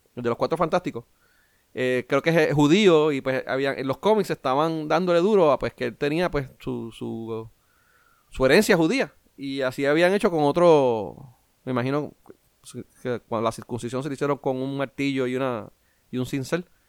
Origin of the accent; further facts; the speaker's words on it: Puerto Rico; yo como boricua